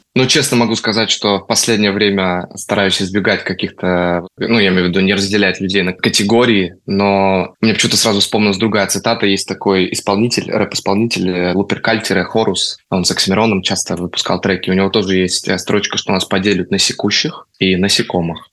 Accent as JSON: {"language": "Russian", "region": "Moscow", "country": "Russia", "tie": "born or raised there", "moved": "as an adult", "lives_now": "Spain", "said": "Я действительно родился в Москве, при этом я не коренной москвич."}